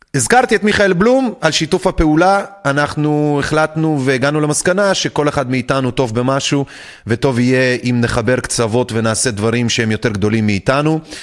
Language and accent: Hebrew; Belarus; now in Israel; גדלנו בתוך גאיות הריגה בבלארוס